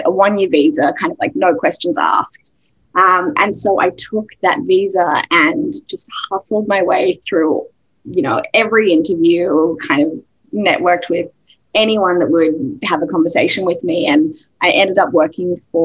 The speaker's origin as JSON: {"language": "English", "town": "Sydney", "region": "New South Wales", "country": "Australia", "tie": "born or raised there", "moved": "as an adult", "lives_now": "United States", "said": "I am Australian originally. I've been in the US for 8 years and still, you know, really holding on to my accent, but grew up in Sydney"}